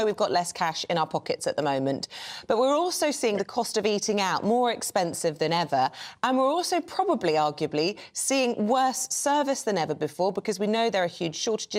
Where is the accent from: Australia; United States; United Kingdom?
United Kingdom; But as a British person, exactly, it's all a bit embarrassing, isn't it?